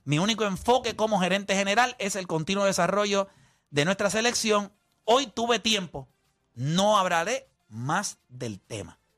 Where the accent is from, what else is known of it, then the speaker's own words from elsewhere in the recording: Fajardo, Puerto Rico; Yo nací en Puerto Rico, me crié en Fajardo, Puerto Rico. Yo soy producto de las categorías menores del baloncesto de Puerto Rico.